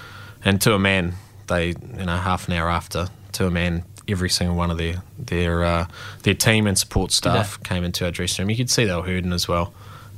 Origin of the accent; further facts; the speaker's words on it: Dunedin, Otago, New Zealand; I mean, geez, I'm from South Dunedin, you know.